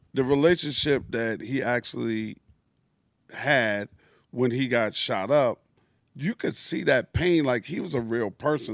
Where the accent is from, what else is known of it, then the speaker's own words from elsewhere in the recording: New York City, New York, United States; I'm from Queens